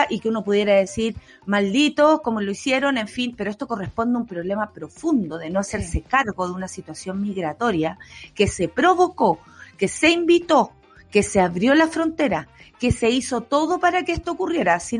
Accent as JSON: {"language": "Spanish", "country": "Venezuela", "said": "venezolanos como yo, venezolanos como tú, no, no hay distinción."}